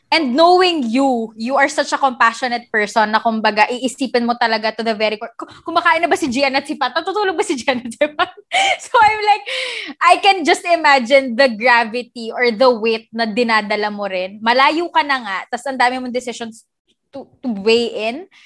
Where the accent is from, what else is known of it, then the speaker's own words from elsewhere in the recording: Batangas, Calabarzon, Philippines; pamilya ko. so, umuwi ako sa Batangas